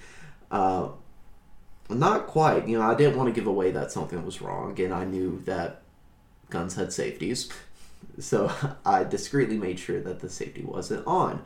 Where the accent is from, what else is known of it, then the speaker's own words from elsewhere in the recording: the South, United States; growing up in the South